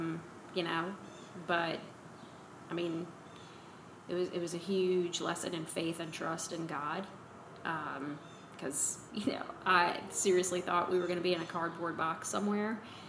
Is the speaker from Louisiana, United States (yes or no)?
yes; New Orleans, Louisiana, United States; moved away as an adult; also born or lived in Auburn; growing up in New Orleans.